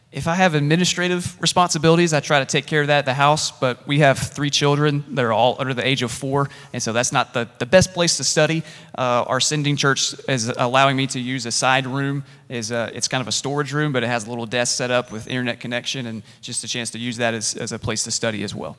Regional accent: Columbia, South Carolina, United States; moved away as an adult; I grew up in South Carolina. I am a redneck at heart, and I grew up at Gant Street Baptist Church in Columbia, South Carolina

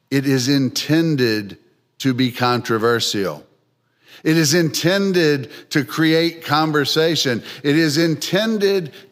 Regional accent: Philadelphia, Pennsylvania, United States; also born or lived in North Carolina; Well, I come from Philadelphia, although my accent probably doesn't sound like it, having spent most of my 60 years in North Carolina.

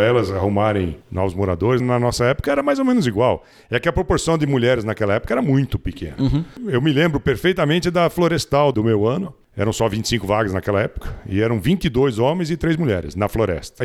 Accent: São Paulo, Brazil; moved away as an adult; Morei em São Paulo. Nasci lá e morei em São Paulo. E era um paulistano daqueles mesmo

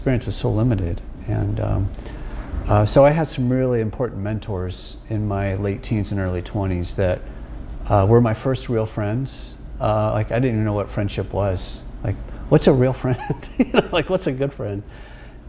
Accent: Sacramento, California, United States; I grew up in Sacramento

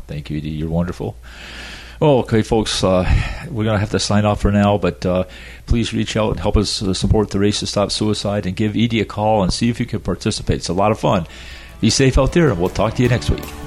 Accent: Adirondack Mountains, upstate New York, United States; now in Florida, United States; I grew up in the Adirondack Mountains, oh. upstate New York

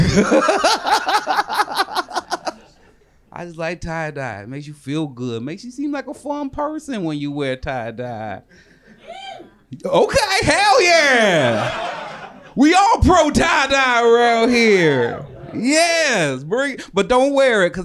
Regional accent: the Northwest, Pacific Northwest, United States; from the Northwest like myself

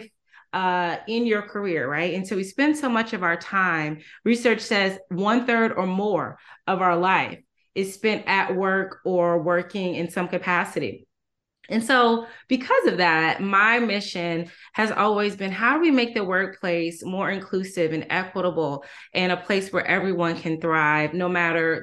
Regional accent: Durham, North Carolina, United States; I'm from Durham, North Carolina, originally

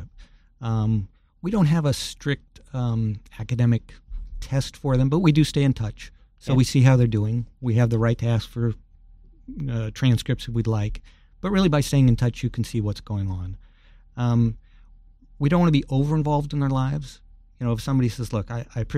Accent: Alameda, California, United States; my hometown of Alameda

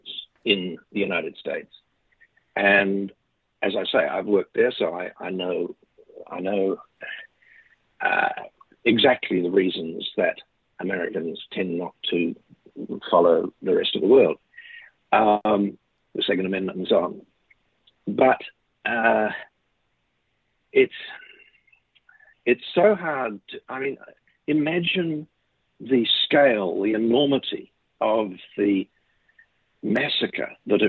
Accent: New Zealand; I am a New Zealander

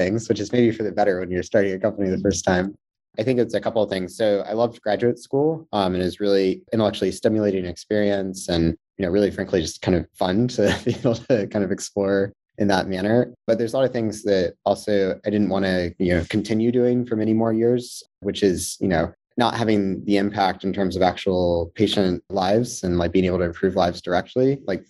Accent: Georgia, United States; moved away as an adult; So I'm actually from Georgia originally, although I don't have the accent, so it'd be hard to guess. Grew up in Georgia, just north of Atlanta for the first 18 years of my life

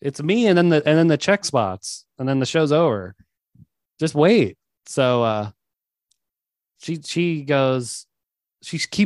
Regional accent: New York City, New York, United States; I'm from Queens too

